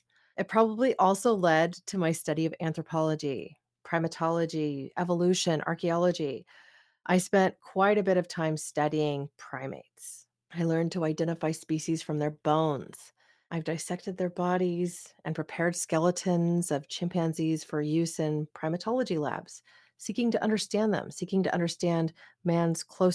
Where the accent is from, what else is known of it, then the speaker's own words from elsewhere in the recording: Oregon, United States; my home state of Oregon